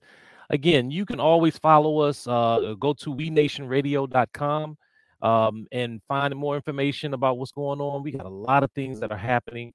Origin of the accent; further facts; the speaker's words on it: Washington, District of Columbia, United States; I grew up in the Washington, D.C. area